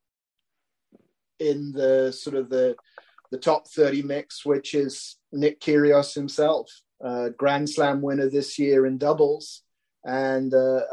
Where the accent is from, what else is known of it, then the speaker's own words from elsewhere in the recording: United Kingdom; as a Brit